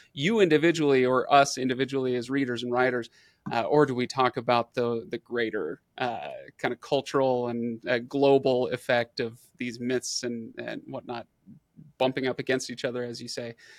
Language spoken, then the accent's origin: English; Utah, United States; I'm a white guy from Utah. Grew up, you know, generations long American